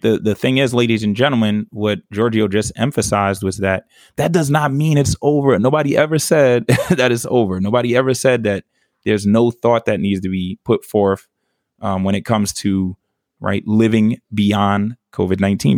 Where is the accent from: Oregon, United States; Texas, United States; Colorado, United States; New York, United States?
New York, United States; New York City; moved away; also born or lived in the South; I'm a New Yorker to the fullest